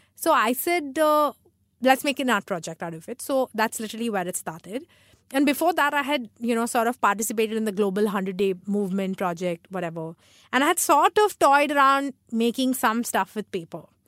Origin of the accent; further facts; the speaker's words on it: Mumbai, Maharashtra, India; also born or lived in Chennai; I've been raised here